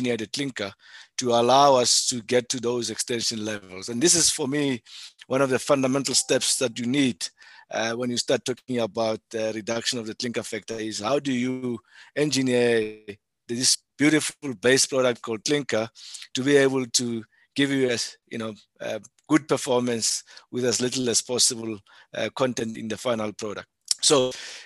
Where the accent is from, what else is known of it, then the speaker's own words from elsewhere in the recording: South Africa; being a South African